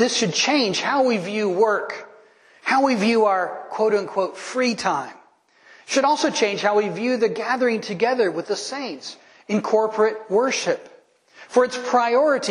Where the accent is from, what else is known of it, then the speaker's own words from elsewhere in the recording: United States; I know I'm American